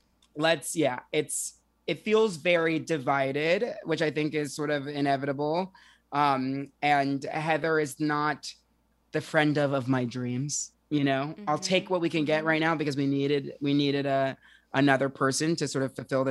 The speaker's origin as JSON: {"language": "English", "region": "New Jersey", "country": "United States", "tie": "born or raised there", "also_born_or_lived": "Manhattan, New York", "moved": "as an adult", "lives_now": "Brooklyn, United States", "said": "I'm from Jersey, born and raised"}